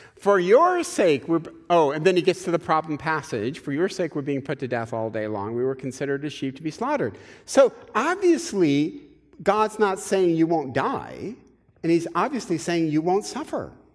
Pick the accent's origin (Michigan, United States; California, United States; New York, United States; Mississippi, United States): Michigan, United States; I'm from Michigan